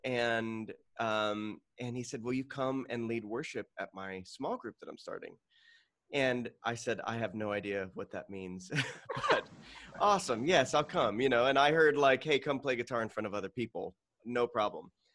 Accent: Tucson, Arizona, United States; now in Phoenix, United States; I grew up in Tucson, Arizona

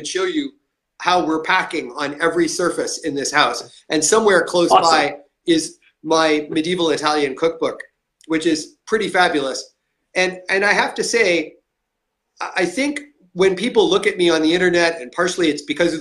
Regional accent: Canada

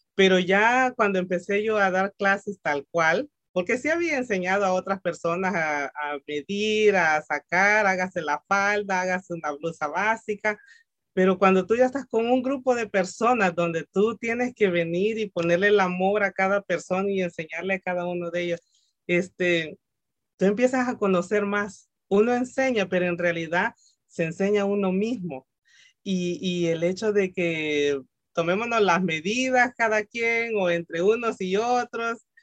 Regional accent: El Salvador; moved away; yo soy salvadoreña, mucha honra, muy salvadoreña.

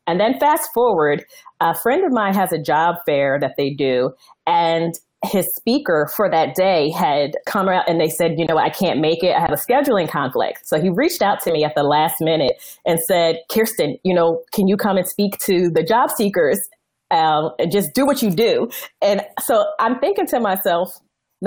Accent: Northeast, United States; I'm from the Northeast

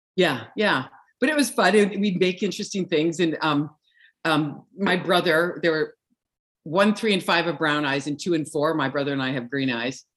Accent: Viking, Alberta, Canada; now in Kelowna, Canada; I grew up in a little town called Viking, Alberta.

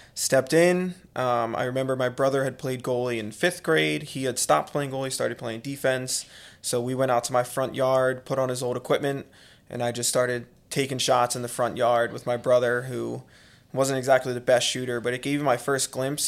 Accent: Conshohocken, Pennsylvania, United States; I was born and raised in Conshohocken

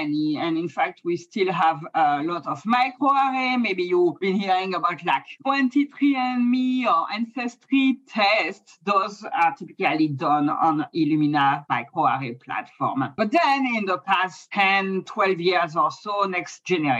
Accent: France; accent: French; English is a second language; moved away as an adult; now in San Diego, United States; I'm from France. That's the accent, even though I've been in the US for a long time.

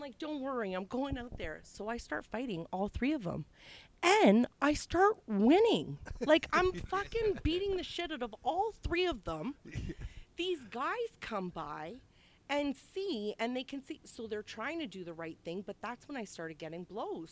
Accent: Toronto, Ontario, Canada; I'm from St. Jamestown

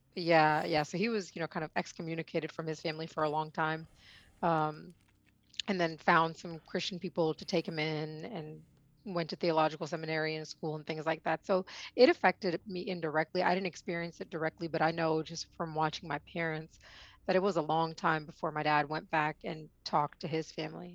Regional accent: Oklahoma City, Oklahoma, United States; also born or lived in Mumbai, India / Houston, Texas; I was born in Mumbai, India, and I lived there until I was about five, and then I moved from Mumbai to Houston Um, and I, I was there for a few years, and then I moved to Oklahoma City

